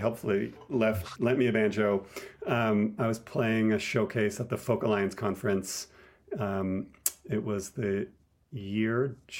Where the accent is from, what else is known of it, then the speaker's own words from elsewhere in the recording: Toronto, Ontario, Canada; moved away as an adult; now in Longmont, United States; I'm from Toronto originally, but I've been here for 22 years or so.